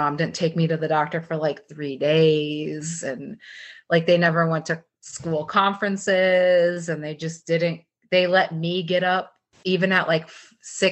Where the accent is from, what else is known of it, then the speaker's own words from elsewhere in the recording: Minnesota, United States; I grew up in Minnesota